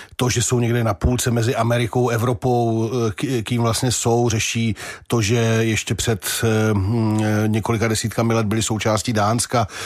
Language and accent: Czech; Czechia; jenom protože jsme se nenaučili německy a anglicky, tak proto jsme Češi